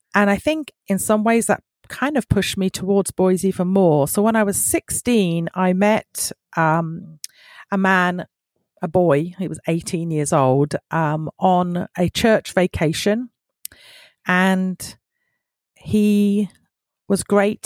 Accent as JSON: {"language": "English", "region": "South East England", "country": "United Kingdom", "tie": "born or raised there", "moved": "yes", "lives_now": "Michigan, United States", "said": "I was brought up in the United Kingdom, in the southeast of the United Kingdom"}